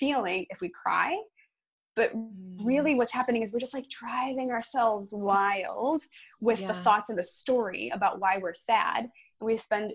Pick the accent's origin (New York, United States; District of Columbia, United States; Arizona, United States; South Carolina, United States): New York, United States; Buffalo; now in Redondo Beach, United States; I am from Buffalo, New York